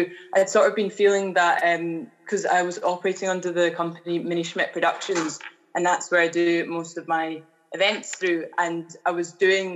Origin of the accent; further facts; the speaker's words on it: Edinburgh, Scotland, United Kingdom; I am originally from the East Coast in Edinburgh, the lovely capital city of Scotland, that is. And I grew up, went to school